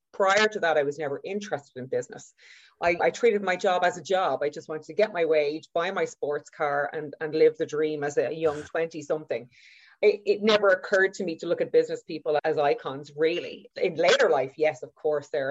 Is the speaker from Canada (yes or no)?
no; Dublin, Leinster, Ireland; also born or lived in Galway; I grew up in Whitehall in a 3-bed MED